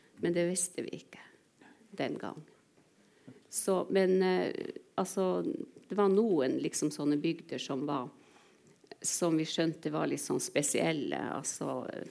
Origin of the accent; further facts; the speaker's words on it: Indre Troms, Norway; first language Northern Sami; also born or lived in Kautokeino; jeg var to år da jeg flytta fra Kautokeino til Indre Troms